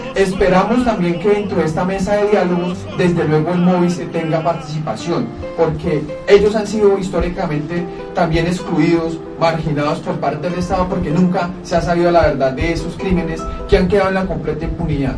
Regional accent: Cajamarca, Tolima, Colombia; Yo, soy de Cajamarca

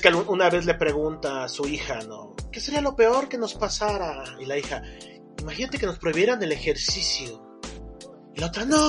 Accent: Mexico

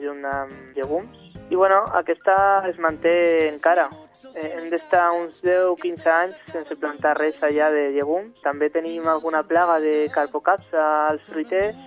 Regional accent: Madrid, Community of Madrid, Spain; now in Catalonia, Spain; Jo sóc de fora, sóc de Madrid

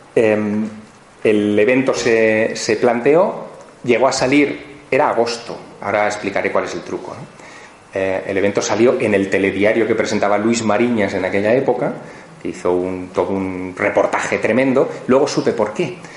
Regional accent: Teruel, Aragon, Spain; moved away; mi ciudad natal, Teruel

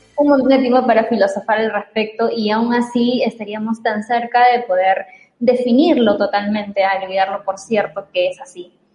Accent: Chiclayo, Lambayeque, Peru; now in Lima, Peru; ya no soy de Chiclayo

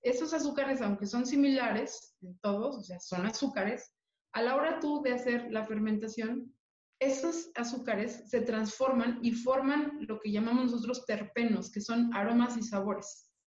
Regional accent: Mexico City, Mexico; como mexicana, orgullosa de mi tradición, de mi cultura, y siendo una mujer de la Ciudad de México, completamente azteca

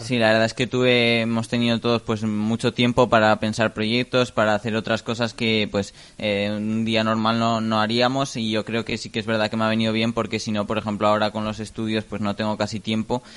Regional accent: Jiloca Valley, Aragon, Spain; está toda la zona más del Valle del Giloca en la que pues el río Giloca y todo toda su ribera, que también hay muchos animales, aunque bueno, también luego ahora están transformando mucho el paisaje con todos los campos de cultivo, por ejemplo, también en mi pueblo están haciendo un paseo

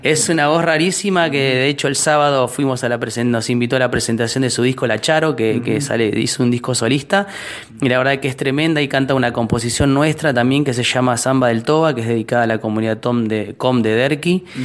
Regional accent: Hurlingham, Buenos Aires Province, Argentina; somos de Hurlingham

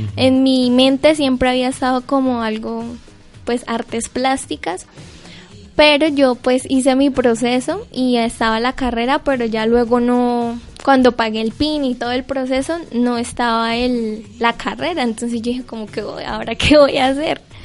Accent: Cúcuta, Norte de Santander, Colombia; also born or lived in Santiago, Norte de Santander; Yo soy cucuteña, yo soy de la Universidad Francisco de Paula Santander, vivo en un pueblo en las afueras de Cúcuta que se llama Santiago

